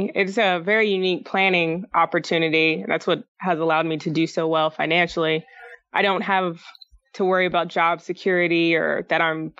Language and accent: English; Colorado, United States; also born or lived in Alaska; We grew up a lot of places. I say we, because I'm a twin, my brother. But mostly in Colorado and Alaska is where I spent a good chunk of time. But we did move a lot when I was sma